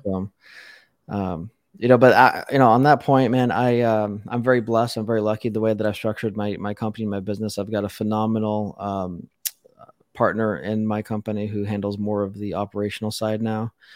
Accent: Las Vegas, Nevada, United States; I was born and raised in Las Vegas

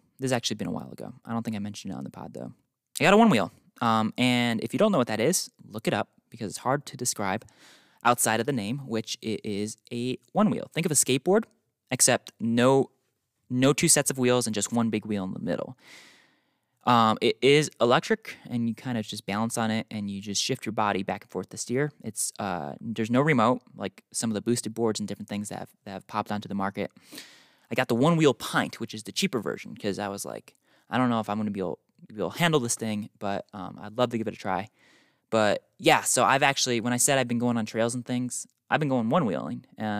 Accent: North Carolina, United States; born there; also born or lived in New York; now in Utah, United States; I was born in North Carolina, moved to South Carolina, moved to New York, spent most of my life in New York, and then moved to Utah, as you guys know, almost a year ago.

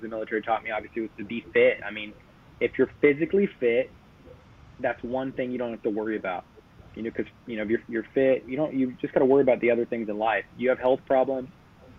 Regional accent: Sacramento, California, United States; also born or lived in Oceanside, California; Came here pretty much immediately, you know, about around 1 year old. Been in Sacramento the whole time. Grew up in a little bit in East Sac when I was a kid

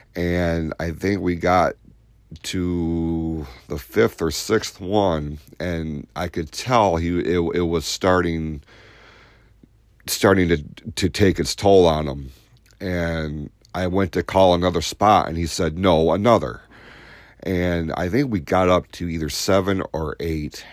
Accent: Hadley, United States; growing up in Hadley

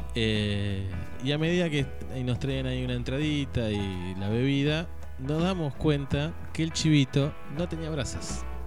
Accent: Suipacha, Buenos Aires Province, Argentina; Me siento discriminada por ser ciudadano de Cipacha

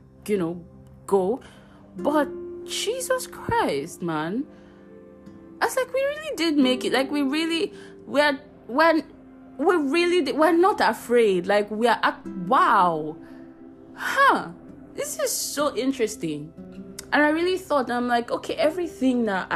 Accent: Abuja, Federal Capital Territory, Nigeria; also born or lived in Warri / Kano; I was born in Warri, moved to Kano when I was 2 years old, then moved to Abuja when I was 4 years old.

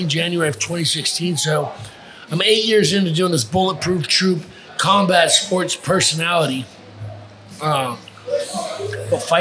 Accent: Los Angeles, California, United States; moved away as an adult; now in Florida, United States; I'm from Los Angeles, born and raised

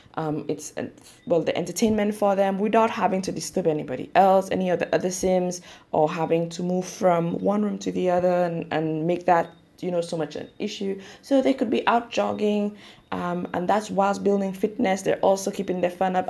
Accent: St. Lucia; I am from the Caribbean, St. Lucia specifically.

